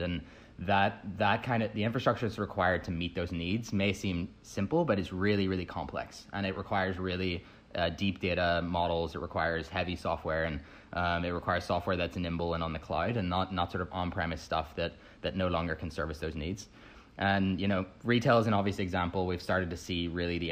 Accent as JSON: {"language": "English", "region": "Northern Ireland", "country": "United Kingdom", "tie": "born or raised there", "also_born_or_lived": "United States", "moved": "as an adult", "said": "I grew up in Northern Ireland originally, moved over to the States to attend Harvard."}